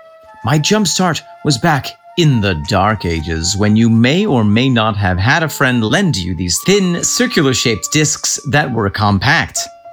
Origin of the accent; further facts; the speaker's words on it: Dallas, Texas, United States; The first time was in 2005 at the historic Majestic Theater in my hometown of Dallas, Texas.